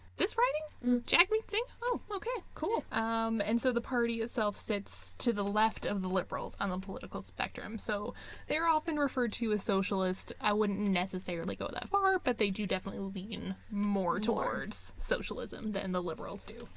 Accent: Canada

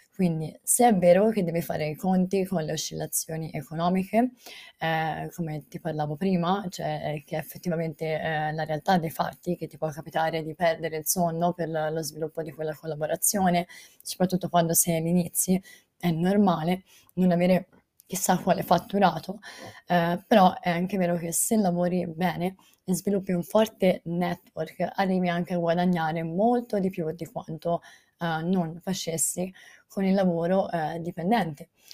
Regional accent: Volterra, Tuscany, Italy; io sono di Volterra, Volterra è un paese Uh, piccolo, cioè la eh, chiamano città, ma è un paese eh, piccolo eh, in provincia di Pisa

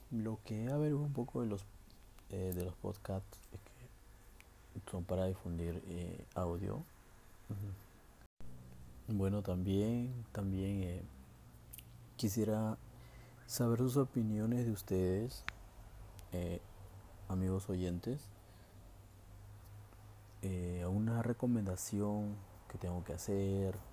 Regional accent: Peru; now in Santa Cruz, Bolivia

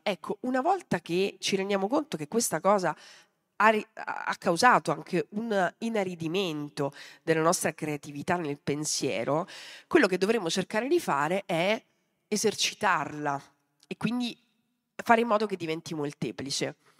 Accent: Mazara del Vallo, Sicily, Italy; sono nata a Mazzara del Vallo

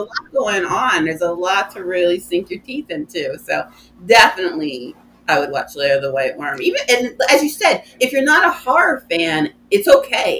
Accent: United States; I, as an American

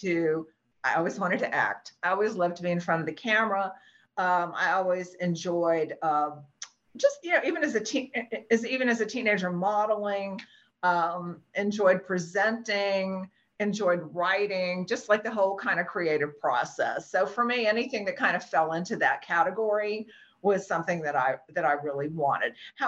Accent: New Orleans, Louisiana, United States; Oh, I was born in New Orleans. {S3} Okay. {S4} Southern girl. Yeah. Born and raised there.

